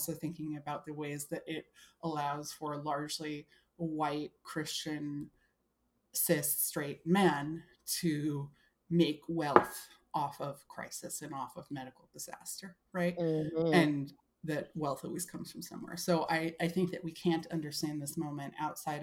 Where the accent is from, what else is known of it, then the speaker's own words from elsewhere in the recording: New York City, New York, United States; I'm from Brooklyn